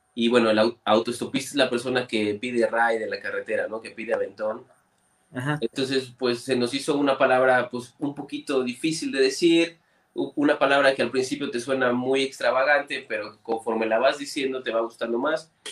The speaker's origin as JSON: {"language": "Spanish", "town": "Orizaba", "region": "Veracruz", "country": "Mexico", "said": "nosotros somos de Orizaba"}